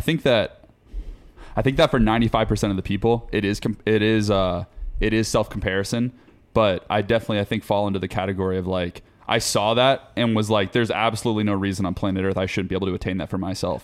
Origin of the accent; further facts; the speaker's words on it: Forsyth County, Georgia, United States; moved away; I'm from Forsyth County, Georgia. Small town, North Georgia, like, middle of nowhere